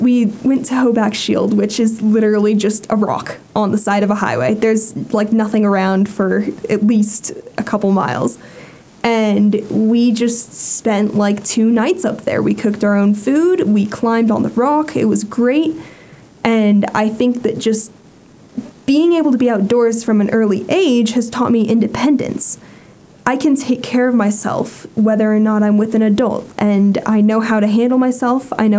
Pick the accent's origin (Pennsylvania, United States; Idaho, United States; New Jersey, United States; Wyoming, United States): Wyoming, United States; Jackson; I did not grow up on a ranch, but I did grow up doing just every outdoor activity that there is to do in Jackson, Wyoming.